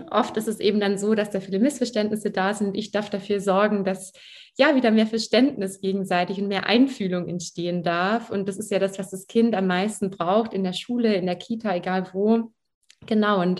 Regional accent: Baden-Württemberg, Germany; Ja, ich bin aufgewachsen am Bodensee tatsächlich, also in der Nähe von Ravensburg.

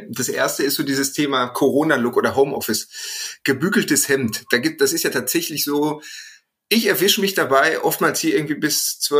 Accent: Bochum, North Rhine-Westphalia, Germany; und ich komme aus Bochum.

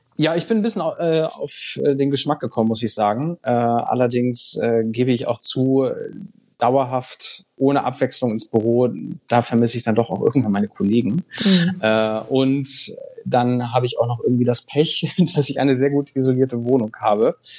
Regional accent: Bad Bramstedt, Schleswig-Holstein, Germany; also born or lived in Brussels; diese Heimatstadt, meine Heimatstadt, ist das ein Tourismusort?

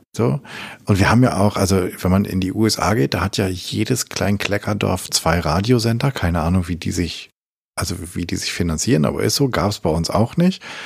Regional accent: Hameln, Lower Saxony, Germany; in meinem Heimatdorf Hameln

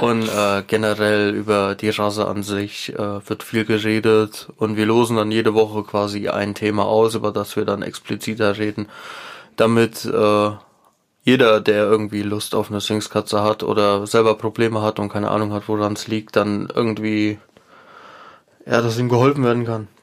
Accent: Hesse, Germany; Wir kommen aus Deutschland

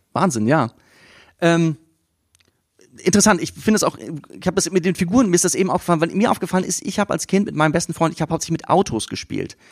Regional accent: Siegen, North Rhine-Westphalia, Germany; ich komme aus Siegen

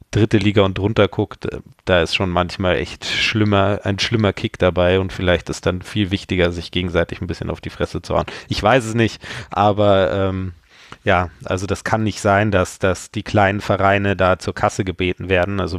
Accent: Regensburg, Bavaria, Germany; also ich komme ja ursprünglich aus Regensburg und da war Sandhausen immer ein Problem.

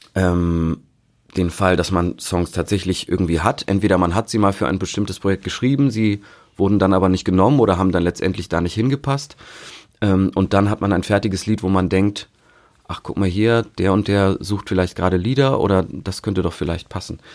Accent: Hamburg, Germany; ich bin ja im, im Norden in Hamburg aufgewachsen

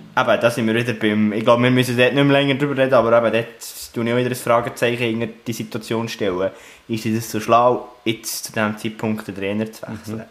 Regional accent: Bern, Switzerland; aus meiner Sicht als Berner

